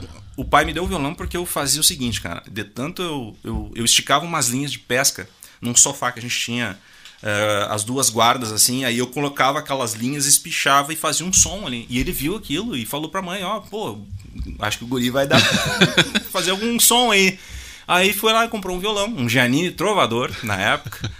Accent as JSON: {"language": "Portuguese", "town": "Júlio de Castilhos", "region": "Rio Grande do Sul", "country": "Brazil", "tie": "born or raised there", "also_born_or_lived": "Tupanciretã / São Luiz Gonzaga", "accent": "sulista", "moved": "as an adult", "said": "eu nasci em Tupanceretã, fiquei até os... Acho que foi 7, 8 anos. Aí a gente morou em Júlio de Castilhos, que é uma cidade próxima ali."}